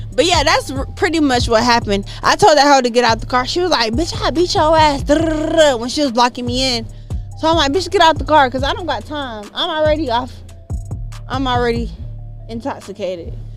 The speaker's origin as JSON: {"language": "English", "town": "Jacksonville", "region": "Florida", "country": "United States", "moved": "as an adult", "lives_now": "Atlanta, United States", "said": "I'm from Jacksonville, Florida"}